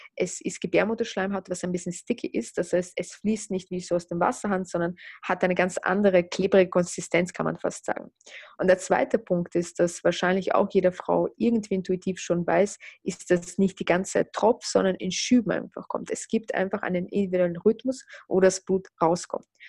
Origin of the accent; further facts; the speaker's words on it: Russia; moved away; also born or lived in Austria; ich bin in Russland geboren, lebe aber in Österreich oder habe in Österreich gelebt.